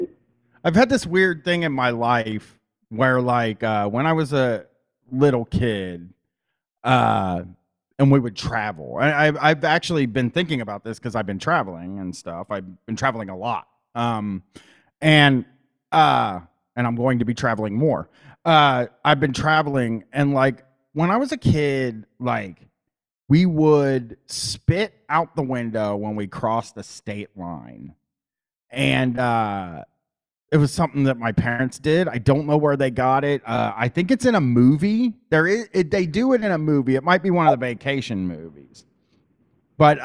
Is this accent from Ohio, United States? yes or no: yes; Columbus, Ohio, United States; I grew up in Columbus, Ohio. I've lived in Columbus, Ohio my whole life